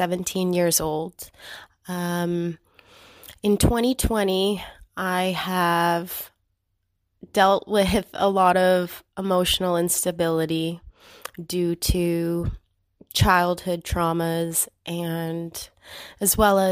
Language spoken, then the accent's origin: English; Ontario, Canada; I am 27 and from Ontario, Canada